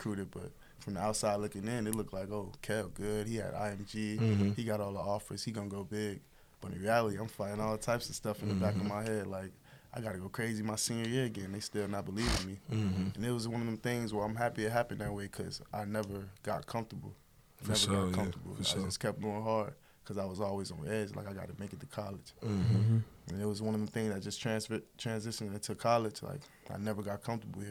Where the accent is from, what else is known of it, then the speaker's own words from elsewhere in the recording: Miami, Florida, United States; I grew up in a different part of Miami. I grew up in Coconut Grove, small town, South Miami. When I was 10 years old, moved to Liberty City, inner city Miami